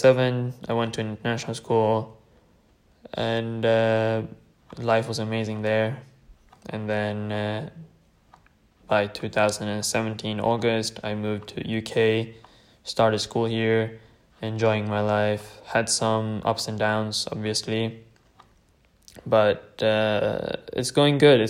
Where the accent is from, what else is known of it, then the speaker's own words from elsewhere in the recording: Bergen, Vestland, Norway; first language Tamil; English is a second language; also born or lived in Sri Lanka (ancestry); now in United Kingdom; born and raised in Norway, and everything, and my mother tongue, which is Tamil